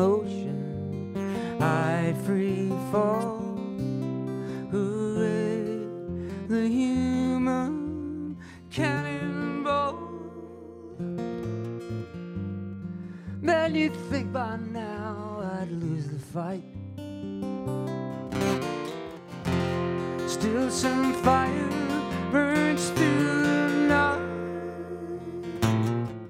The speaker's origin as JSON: {"language": "English", "town": "Independence", "region": "Missouri", "country": "United States", "tie": "born or raised there", "said": "I was from Independence, Missouri"}